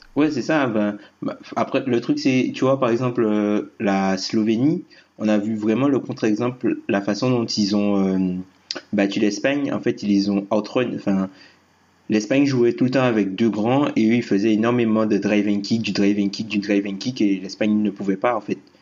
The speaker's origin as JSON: {"language": "French", "country": "Guadeloupe", "said": "Je suis Guadeloupéen"}